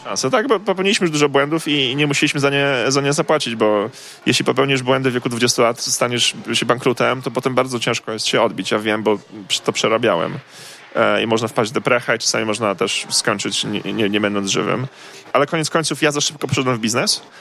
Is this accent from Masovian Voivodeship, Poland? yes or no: no; Koszalin, West Pomeranian Voivodeship, Poland; moved away; also born or lived in Poznań; Ja pochodzę z Koszalina